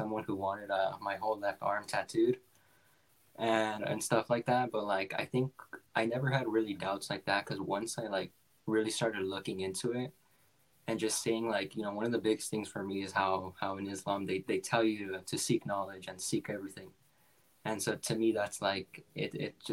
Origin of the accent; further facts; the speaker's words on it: Los Angeles, California, United States; moved away as an adult; also born or lived in Washington State; now in Washington, United States; I mean, I'm originally from Los Angeles